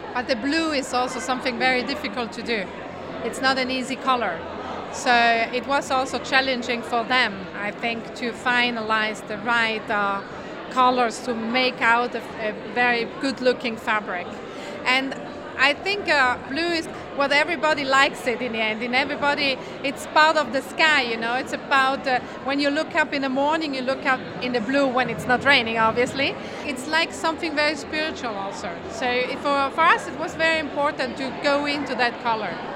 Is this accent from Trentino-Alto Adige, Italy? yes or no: yes; Merano, Trentino-Alto Adige, Italy; in Merano, in my hometown, the connection is not so good